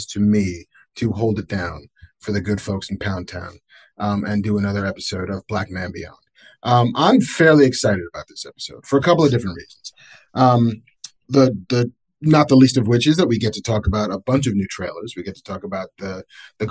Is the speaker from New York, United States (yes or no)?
yes; Baldwin, New York, United States; also born or lived in Bronx, New York; I was born in the Bronx, grew up in Baldwin.